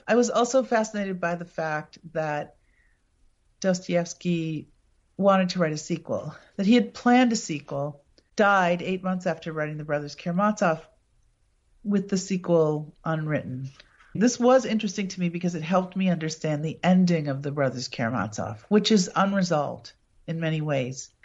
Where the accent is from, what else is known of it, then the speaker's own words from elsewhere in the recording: Appleton, Wisconsin, United States; my hometown, Appleton